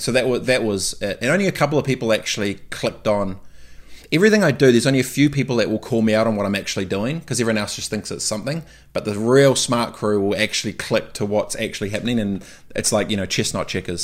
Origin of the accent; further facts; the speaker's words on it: New Zealand; moved away; being a Kiwi away